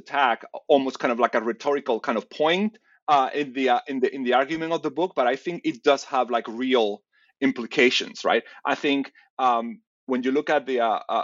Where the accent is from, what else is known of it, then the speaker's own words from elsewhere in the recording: Seville, Andalusia, Spain; moved away; I'm from Sevilla. So I was at home